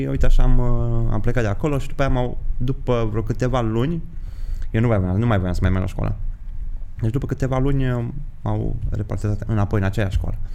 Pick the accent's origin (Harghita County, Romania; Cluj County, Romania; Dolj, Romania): Harghita County, Romania; Miercurea Ciuc; also born or lived in Brașov; now in Bucharest, Romania; Miercurea Ciuc. Miercurea Ciuc, ok. Mm. Dar am stat în Brașov o perioadă de timp și acum în București.